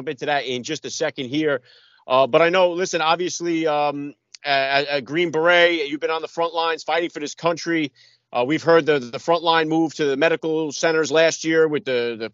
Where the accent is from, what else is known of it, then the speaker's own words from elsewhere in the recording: Middletown, New Jersey, United States; my hometown here in Middletown, New Jersey